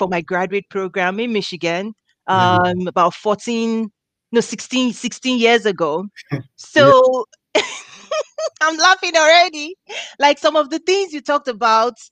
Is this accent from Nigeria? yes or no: yes; Nigeria; now in United States; I'm originally from Nigeria